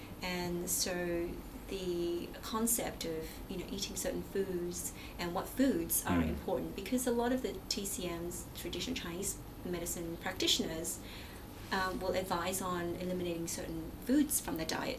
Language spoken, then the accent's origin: English; Myanmar; born there; because I was born in Burma